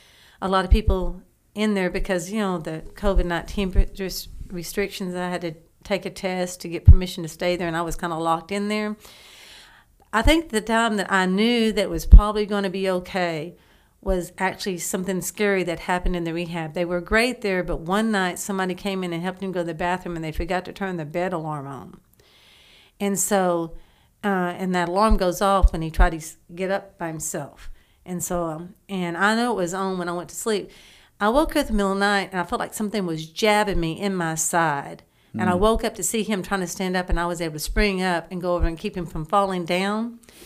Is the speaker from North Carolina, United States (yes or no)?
no; Garrison, Texas, United States; I actually only really remember going to First Baptist Church growing up in Garrison, Texas.